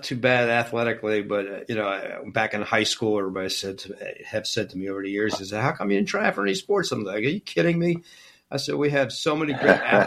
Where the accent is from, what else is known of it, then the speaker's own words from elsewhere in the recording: Pittsburgh, Pennsylvania, United States; growing up in North Hills